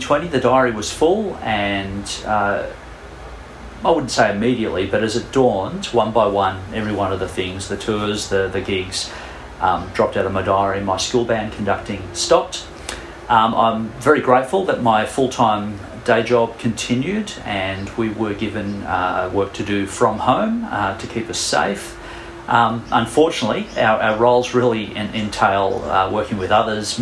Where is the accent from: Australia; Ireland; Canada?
Australia; Sydney, New South Wales; I'm from Sydney. I live in Kingsgrove